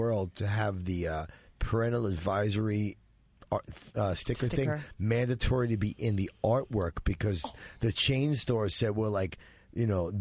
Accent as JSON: {"language": "English", "town": "New York City", "region": "New York", "country": "United States", "said": "I'm from Brooklyn"}